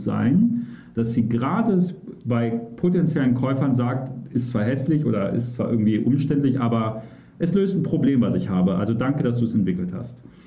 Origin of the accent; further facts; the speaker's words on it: Cologne, North Rhine-Westphalia, Germany; gebürtiger Kölner